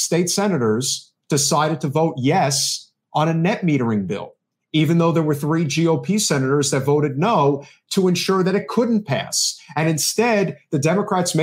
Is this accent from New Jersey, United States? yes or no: yes; New Jersey, United States; I'm from New Jersey